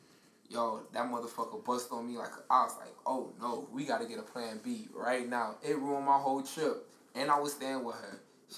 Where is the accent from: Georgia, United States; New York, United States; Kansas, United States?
New York, United States; New York City; I'm from Brooklyn. And I'm West Indian.